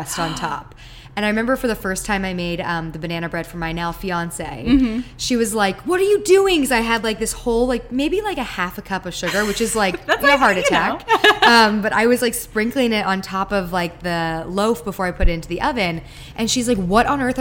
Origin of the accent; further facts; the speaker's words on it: Palos Verdes, California, United States; also born or lived in Maryland; I was born on the East Coast, and then we moved out here when I was about 6 years old, right after my sister was born. So my little sister was actually basically raised out here, and we're from Palos Verdes